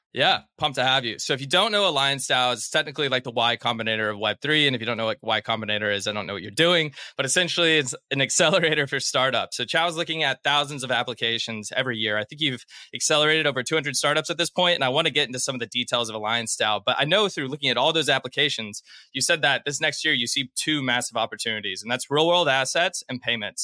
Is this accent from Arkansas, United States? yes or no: yes; Arkansas, United States; I'm from Arkansas